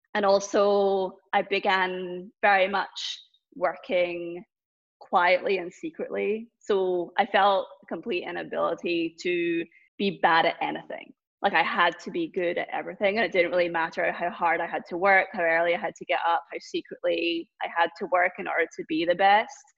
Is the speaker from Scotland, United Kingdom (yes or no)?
yes; Scotland, United Kingdom; now in Boston, United States; growing up in Scotland